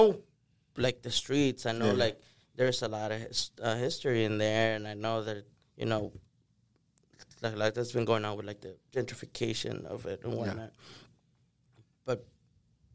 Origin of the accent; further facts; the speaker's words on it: Manor, Texas, United States; also born or lived in Durango, Mexico; I grew up in Maynard